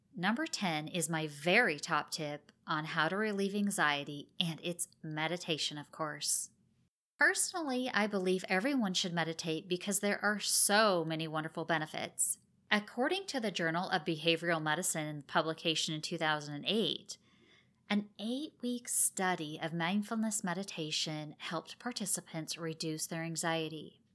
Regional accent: Oregon, United States; moved away; I'm originally from Oregon, and I have lots of family and friends that are still there

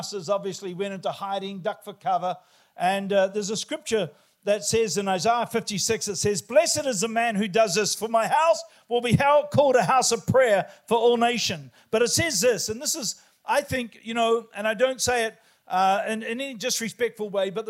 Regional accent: New Zealand; born or raised there

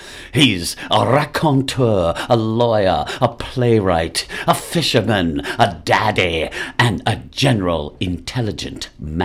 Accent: New York City, New York, United States; now in Gloucester, United States; I grew up in Manhattan.

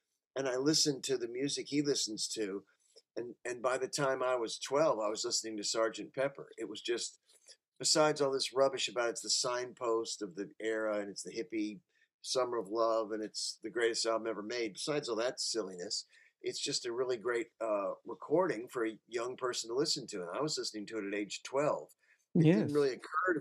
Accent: Kentucky, United States; moved away as an adult; also born or lived in Los Angeles, California; I grew up in Kentucky

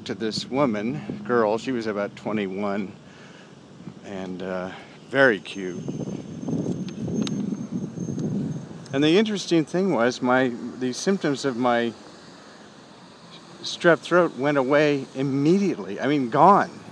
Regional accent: Berkeley, California, United States; born or raised there

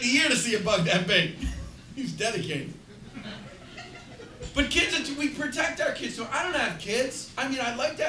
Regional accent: Chelsea, Massachusetts, United States; I grew up in Chelsea, Massachusetts

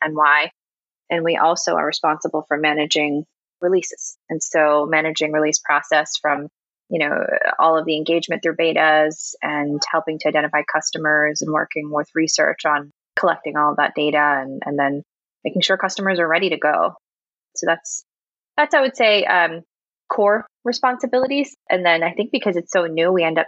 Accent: New York, United States; moved away as an adult; also born or lived in North Carolina; now in Raleigh, United States; I am from New York. I ended up coming down with my last company who was looking to expand presence down here

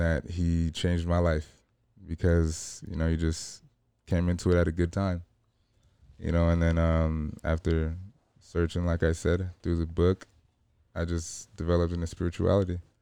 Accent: Los Angeles, California, United States; I grew up in L A. I'm from, you know, I grew up in South Central

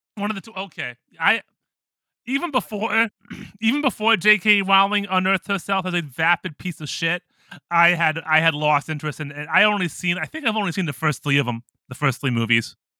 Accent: United States; now in Japan; I'm an American in Japan

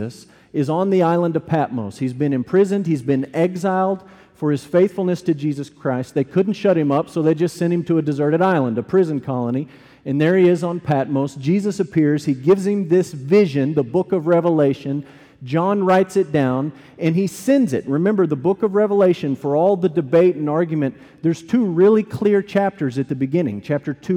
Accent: United States; I'm an American, we celebrate it American style

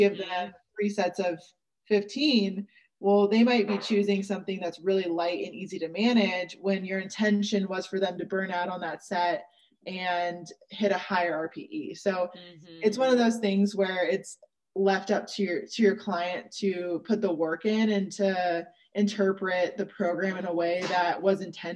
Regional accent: Seattle, Washington, United States; moved away as an adult; also born or lived in Georgia; I moved back to Seattle, which is where I was from

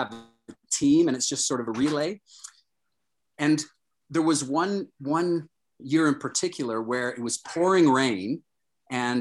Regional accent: Toronto, Ontario, Canada; I grew up in Toronto

